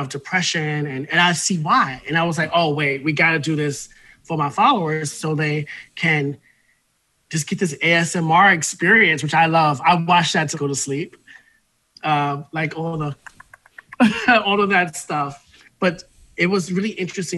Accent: New York City, New York, United States; I'm a Bronx dude. Like, I'm from the Bronx

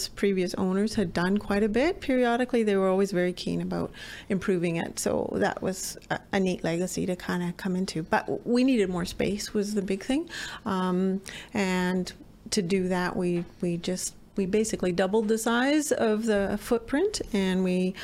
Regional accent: Fort St. John, British Columbia, Canada; also born or lived in Barrhead; my roots are here. So Dr. Richard Wood is my uncle. So when we got married, we had an agreement that we were going to practice in each hometown

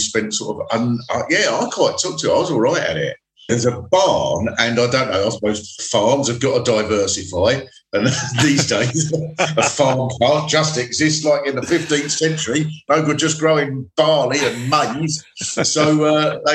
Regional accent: Swanley, South East England, United Kingdom; I was brought up in Swanley, which is the sort of bit much nearer to South London.

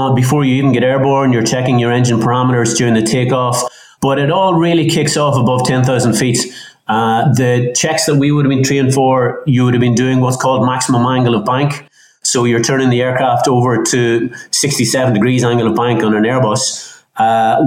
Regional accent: South Derry, Northern Ireland, United Kingdom; I grew up in South Derry, not known as an aviation hub

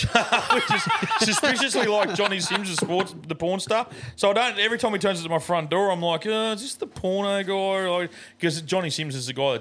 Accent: Murwillumbah, New South Wales, Australia; we're from Merbah.

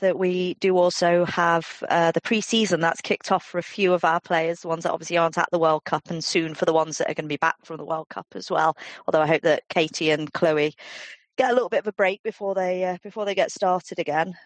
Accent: England, United Kingdom; We're we're English

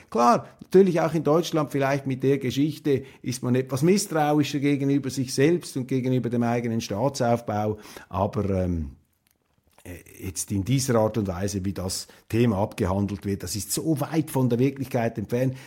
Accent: Switzerland; als Schweizer

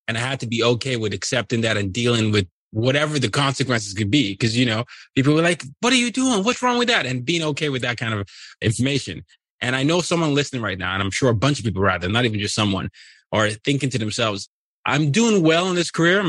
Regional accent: Nigeria; So I'm from Nigeria. Anyone watching the YouTube can see the Nigerian flag behind me.

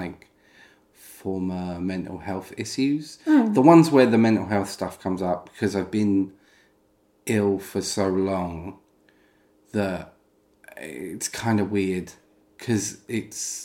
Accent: United Kingdom; I'm British

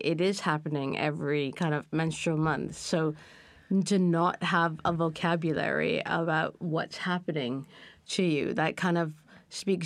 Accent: Canada; I grew up in Canada

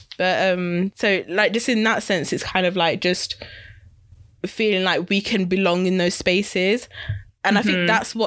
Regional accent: Wolverhampton, West Midlands, United Kingdom; I grew up in Wolverhampton

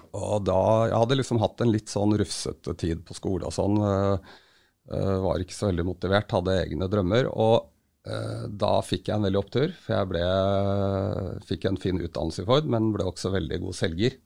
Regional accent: Hønefoss, Buskerud, Norway; Jeg vokste opp i Hønefoss, yngstemann av seks søsken

